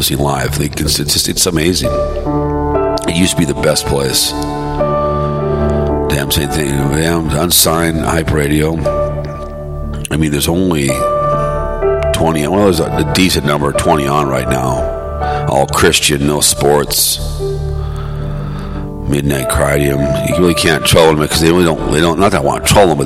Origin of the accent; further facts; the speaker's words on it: Hopkins, Minnesota, United States; growing up in Hopkins, and everyone had a job.